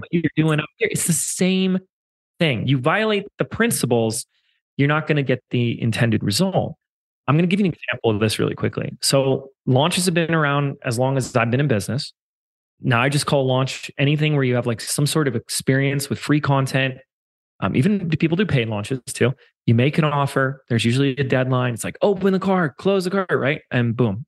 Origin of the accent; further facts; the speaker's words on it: Laguna Beach, California, United States; moved away as an adult; We have a core team that come in an office every day in, in my hometown of Laguna Beach um, before I moved